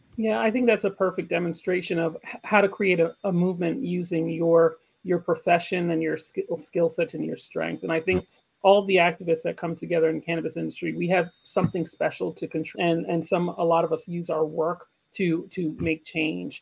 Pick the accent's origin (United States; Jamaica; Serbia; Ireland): Jamaica; moved away; I'm, I'm Jamaican, I'm part of the Jamaican community, part of the Jamaican diaspora.